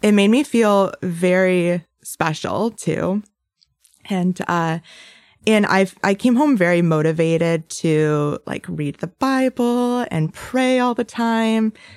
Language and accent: English; Bay City, Michigan, United States; also born or lived in Metro Detroit; I grew up in Bay City, and I'm the oldest of three.